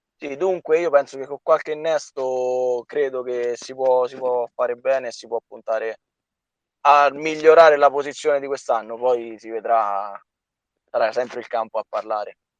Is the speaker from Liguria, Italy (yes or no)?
no; Soriano nel Cimino, Lazio, Italy; io sono sorianese doc, quindi sono di Soriano. Ho fatto le giovanili alla Sorianese